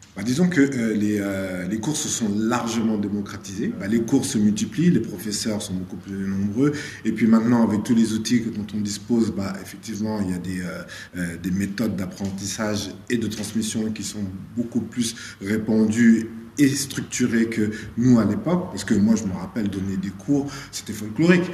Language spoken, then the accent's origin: French; Senegal; je suis né au Sénégal, donc on a une danse traditionnelle qui est très aérienne aussi